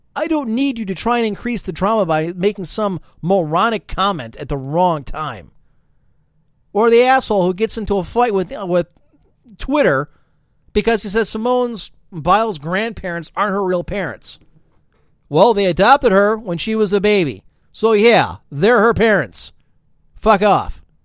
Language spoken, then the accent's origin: English; United States; I'm an American